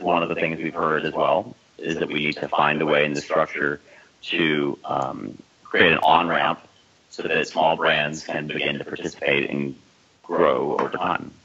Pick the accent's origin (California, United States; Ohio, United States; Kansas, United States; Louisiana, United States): Louisiana, United States; New Orleans; moved away; I'm from New Orleans originally